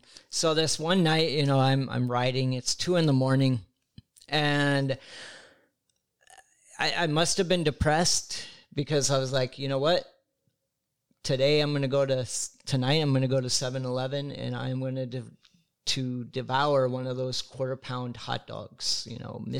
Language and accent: English; Midwest, United States; now in Los Angeles, United States; I'm from the Midwest. Mm-hmm. You know, I'd only been in L.A. a couple months. I'm from a small rural town.